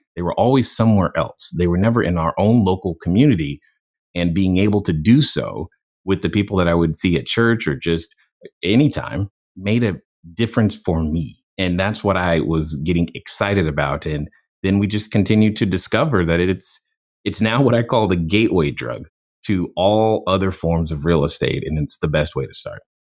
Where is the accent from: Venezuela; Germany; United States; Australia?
Germany; moved away; growing up in Germany. I didn't really have exposure to the same comic books uh, that most uh, Americans did